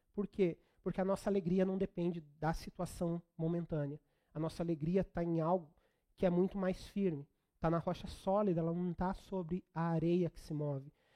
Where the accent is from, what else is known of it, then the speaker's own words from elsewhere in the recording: Brazil; nós brasileiros